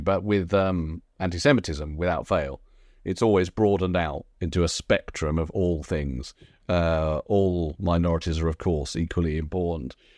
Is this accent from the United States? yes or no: no; United Kingdom; as a British Jew